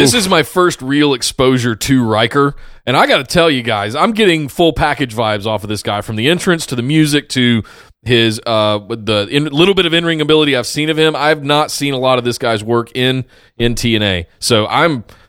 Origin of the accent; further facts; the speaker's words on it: Canada; Is I don't care. I'm Canadian.